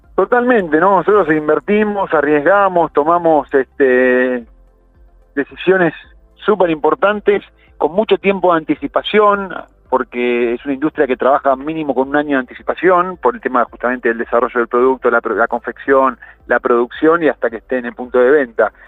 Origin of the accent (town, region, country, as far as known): Argentina